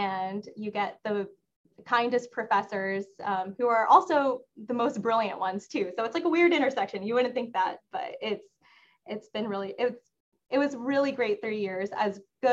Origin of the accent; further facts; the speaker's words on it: Texas, United States; moved away as an adult; also born or lived in Bloomington, Indiana; now in Washington, DC, United States; I'm from Texas